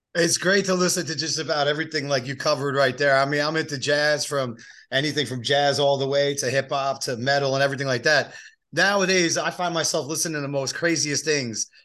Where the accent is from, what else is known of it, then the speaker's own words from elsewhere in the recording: East Coast, United States; moved away; I grew up on the East Coast, so that's just me. That's the uh, that's the East Coaster in me